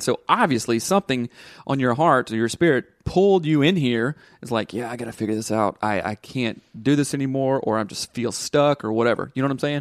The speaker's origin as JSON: {"language": "English", "region": "the South", "country": "United States", "tie": "born or raised there", "said": "growing up in the South, it's very rigid and very black and white"}